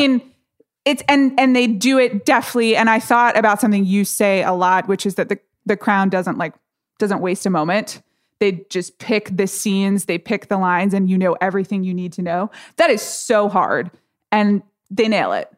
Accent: United States; I'm an American

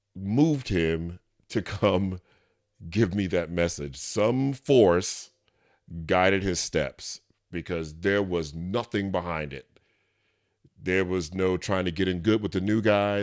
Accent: New York City, New York, United States; moved away; I'm from New York City, and though I haven't lived there in a long time

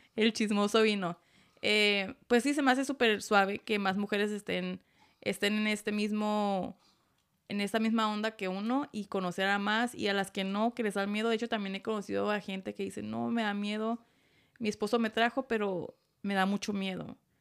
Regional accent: Tijuana, Baja California, Mexico; moved away; Yo soy de Tijuana.

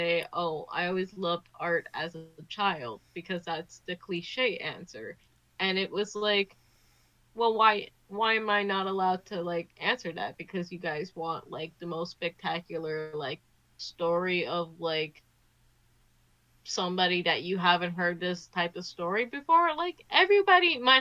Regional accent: New Jersey, United States; I grew up in Jersey

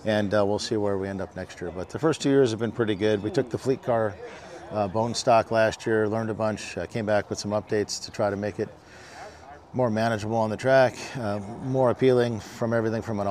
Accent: Ohio, United States; we grew up in a racing family. You know, we had late models and all sorts of stuff in the Midwest. I'm from Ohio originally

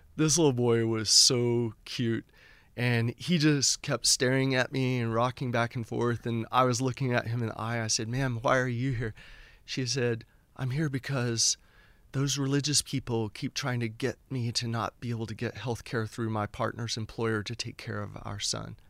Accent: Houston, Texas, United States; born or raised there; moved away as an adult; also born or lived in Oklahoma / Lafayette, Louisiana / Boston

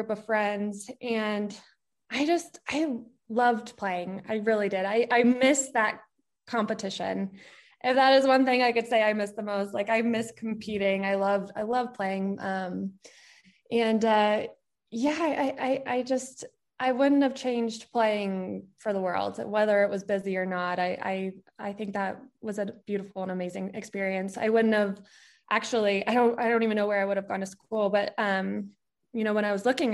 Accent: Colorado Springs, Colorado, United States; moved away as an adult; also born or lived in New Orleans; I grew up in Colorado Springs, and that's where I'd lived my whole life

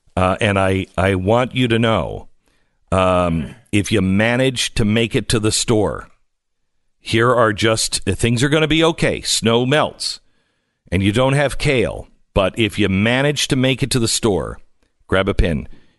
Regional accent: Pacific Northwest, United States; I grew up in the Pacific Northwest, and it doesn't sound like a lot, but they don't have any snow plows.

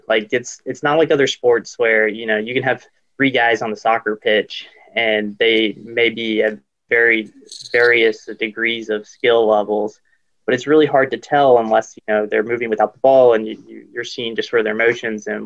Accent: Greenville, South Carolina, United States; I grew up in Greenville, South Carolina.

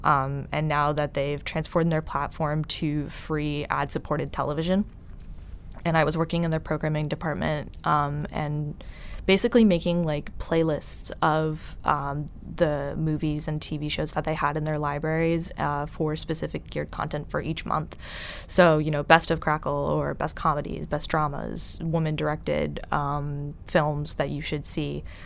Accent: Ireland; I'm Irish

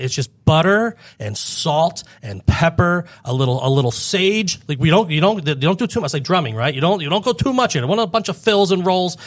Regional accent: Fort Lauderdale, Florida, United States; I grew up in Fort Lauderdale

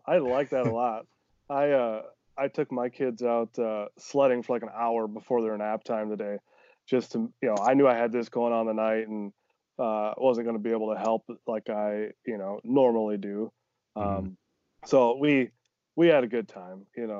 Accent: Iowa, United States; Like I'm from Northeast Iowa originally, small town, you know

